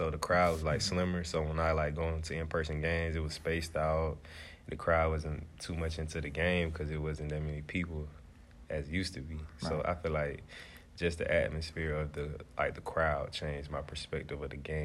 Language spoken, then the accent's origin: English; Tallassee, Alabama, United States; I'm 22 years old from Tallahassee, Alabama